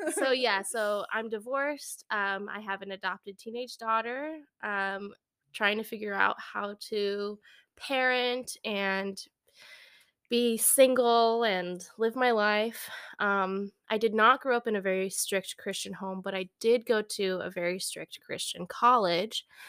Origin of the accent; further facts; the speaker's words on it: San Francisco, California, United States; moved away as an adult; now in Midwest, United States; I'm from San Francisco area, Bay Area, and moved out here as an adult